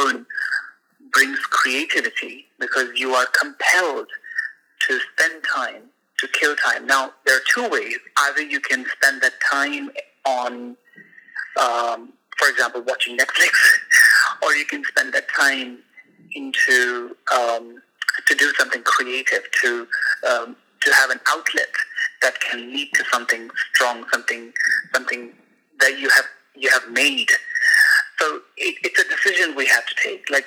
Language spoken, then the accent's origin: English; India; moved away as an adult; now in Istanbul, Turkey; I'm from India originally, from a very tiny village in Upper Himalayas, and I've been in Istanbul for the last 2 years